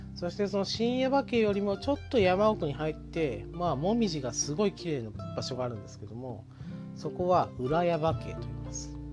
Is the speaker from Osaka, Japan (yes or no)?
no; Yabakei, Oita, Japan; 僕の実家がある矢場家